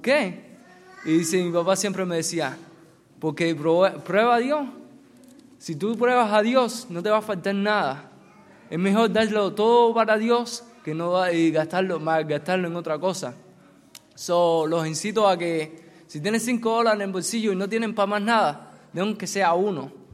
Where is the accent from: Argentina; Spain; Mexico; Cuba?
Cuba; moved away; mi, experiencia personal en mi país, de mi familia. Mi familia no teníamos mucho trabajo porque somos cristianos y si algunos no muchos no saben, en Cuba por ser cristiano no te dan mucho trabajo.